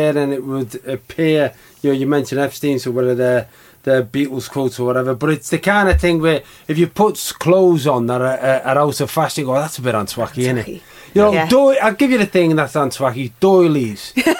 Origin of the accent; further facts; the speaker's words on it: Runcorn, North West England, United Kingdom; also born or lived in Widnes; I grew up in Runcorn and Widnes and places on the periphery